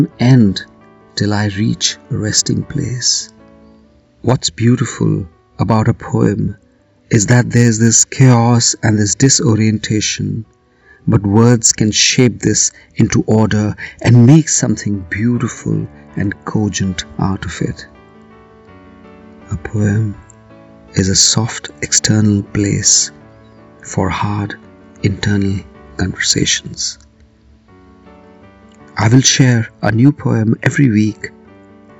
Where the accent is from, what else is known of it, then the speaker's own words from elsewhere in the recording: Kolkata, West Bengal, India; I am a poet from Calcutta, India